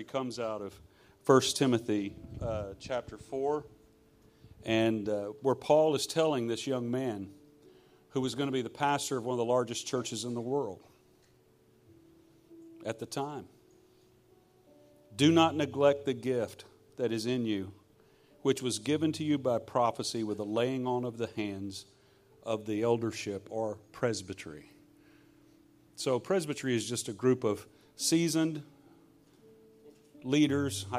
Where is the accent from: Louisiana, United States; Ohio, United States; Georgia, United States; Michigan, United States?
Louisiana, United States; I'm from Louisiana